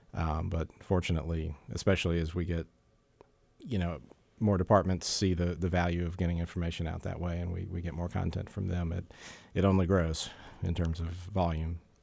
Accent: Jacksonville, Florida, United States; moved away as an adult; also born or lived in south of Tampa, Florida; I grew up in Jacksonville, Florida, which is a much bigger city

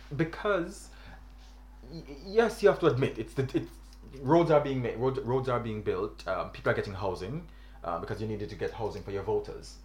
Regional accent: Jamaica; I'm from Jamaica

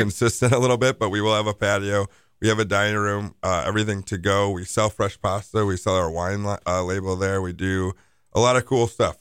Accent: Milwaukee, Wisconsin, United States; I'm born and raised in Bayview

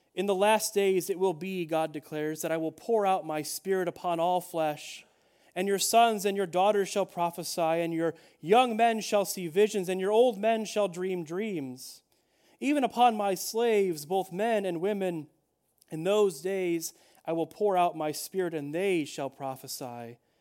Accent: Chicago, Illinois, United States; I'm a Chicagoan at heart

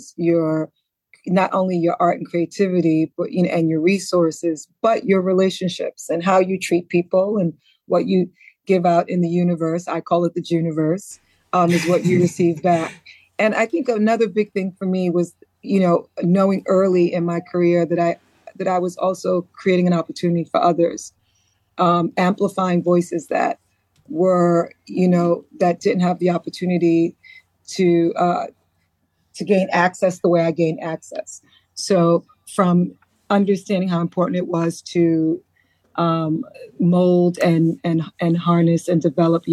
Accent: New York City, New York, United States; also born or lived in Antigua; growing up in the Bronx

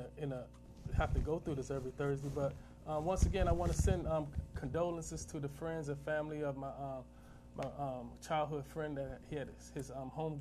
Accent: Gaithersburg, Maryland, United States; also born or lived in Washington, D.C. / Germany; growing up in Gaithersburg

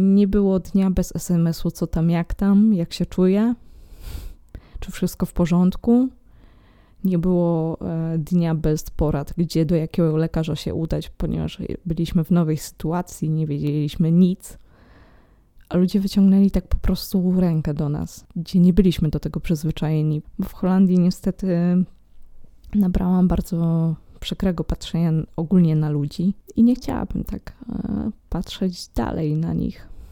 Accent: Poland; moved away as an adult; also born or lived in Netherlands; w moim rodowitym kraju

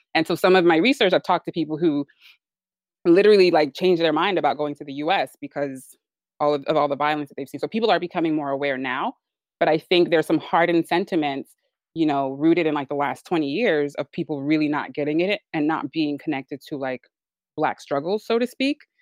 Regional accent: Nigeria; I'm Nigerian

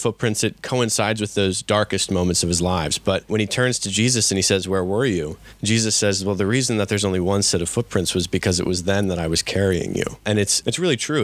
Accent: Exton, Pennsylvania, United States; I am from Saints Philip and James Parish in Exton, a graduate of Bishop Shanahan High School, and an Eagle Scout from Troop 105

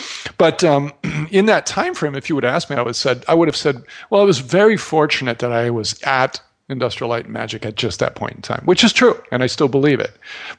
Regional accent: Midwest, United States; growing up in the Midwest, and you sound like you might have a little bit of a similar kind of take on things

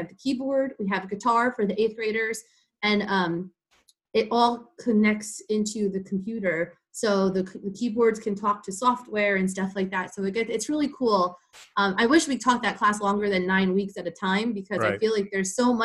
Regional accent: Lincoln Park, New Jersey, United States; also born or lived in Fredericksburg, Virginia; I ended up getting a job offer in my hometown of Lincoln Park, New Jersey. So I moved back home

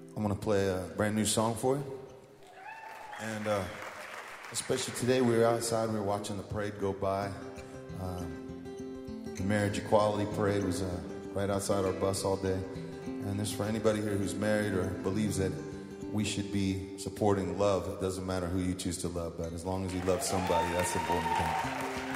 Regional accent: San Francisco, California, United States; we're from San Francisco

